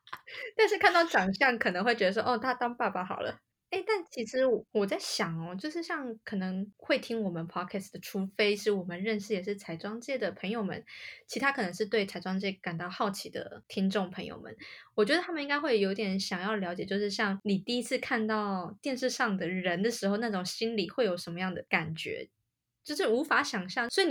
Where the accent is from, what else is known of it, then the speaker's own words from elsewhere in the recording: Taiwan; 嗨，大家早安，